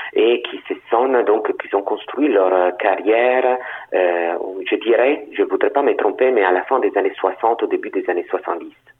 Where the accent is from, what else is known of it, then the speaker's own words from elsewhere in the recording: Turin, Piedmont, Italy; first language Italian; French is a second language; moved away; Turin, c'est ma ville natale, donc je la connais mieux que d'autres parties de l'Italie